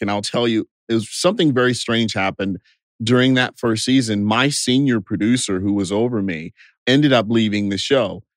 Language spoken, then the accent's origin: English; Bastrop, Texas, United States; moved away as an adult; also born or lived in Los Angeles; I grew up in a small town called Bastrop, Texas, just 30 miles southeast of Austin.